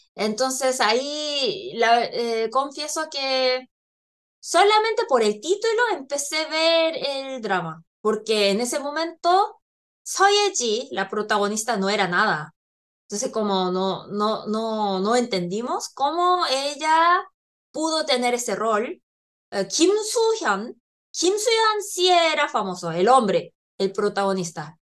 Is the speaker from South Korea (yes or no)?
yes; South Korea; moved away; also born or lived in Chile; coreana, que ha vivido